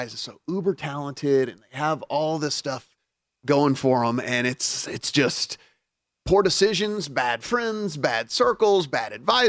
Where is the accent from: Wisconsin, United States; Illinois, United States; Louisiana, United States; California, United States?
Louisiana, United States; Northwest; I'm from Louisiana. The thing is I'm from Northwest Louisiana.